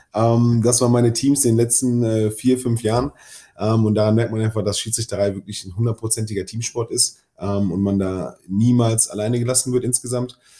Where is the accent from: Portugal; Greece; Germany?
Germany; Duisburg, North Rhine-Westphalia; meine Heimatstadt